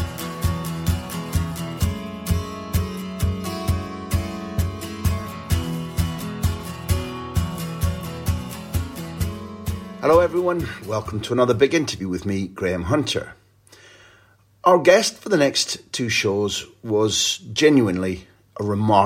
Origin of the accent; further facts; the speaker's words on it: Scotland, United Kingdom; I'm a Scottish guy